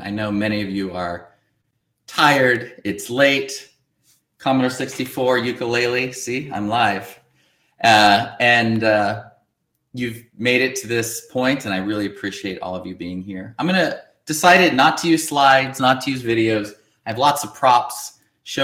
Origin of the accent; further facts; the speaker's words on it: Northern California, United States; I grew up in Northern California